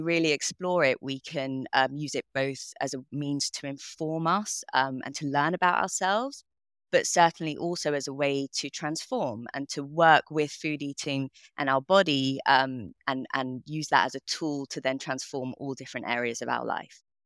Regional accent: London, United Kingdom; I grew up in London, in northwest London

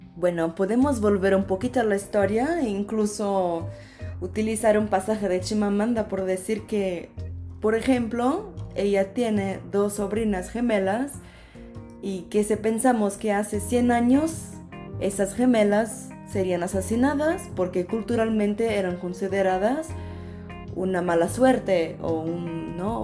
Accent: Brazil; moved away; also born or lived in Coimbra, Portugal; vengo de Brasil

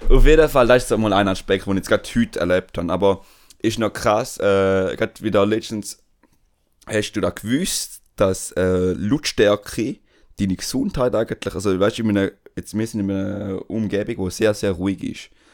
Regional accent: Switzerland; accent: Swiss German dialect; meine Schweizer Kollegen, und durch das habe ich meinen Dialekt oder meinen Akzent.

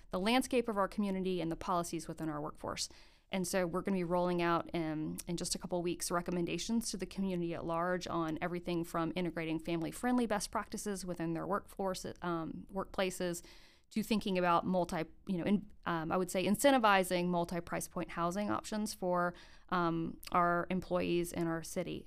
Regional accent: Gainesville, Florida, United States; moved away as an adult; now in Greensboro, United States; I grew up in Gainesville, Florida

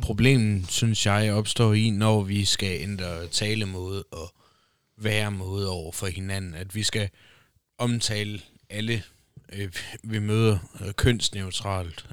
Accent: Denmark; Danmark, opvokset i Danmark. Dansk pas, dansk statsborgerskab. Indfødt dansker

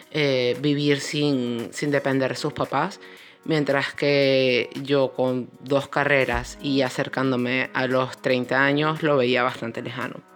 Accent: Venezuela; moved away as an adult; now in Spain; tengo 31 años, actualmente vivo en España. Salí de Venezuela hace un año y medio

